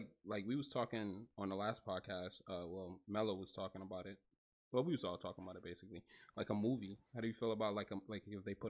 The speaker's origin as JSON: {"language": "English", "region": "New Jersey", "country": "United States", "said": "I'm from Jersey. I don't sound like that."}